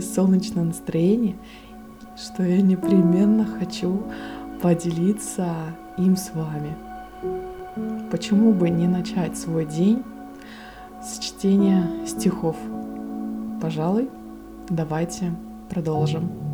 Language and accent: Russian; Russian Far East, Russia; я с Дальнего Востока